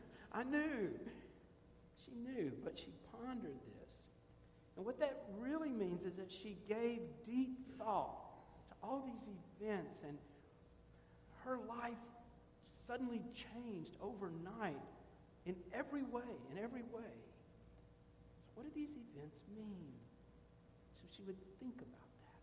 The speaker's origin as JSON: {"language": "English", "country": "Ireland", "said": "Maybe it's because I'm Irish."}